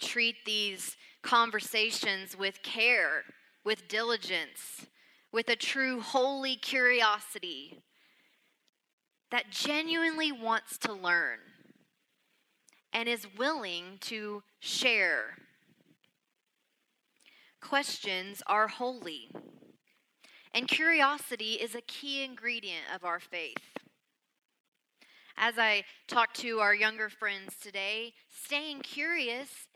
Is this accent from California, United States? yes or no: no; Arkansas, United States; accent: Southern; When someone asks me where I'm from, I say Arkansas